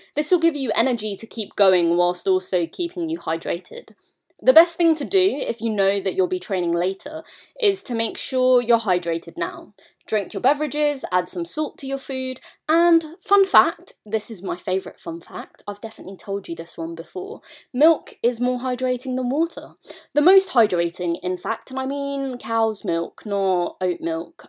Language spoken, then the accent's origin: English; United Kingdom; being British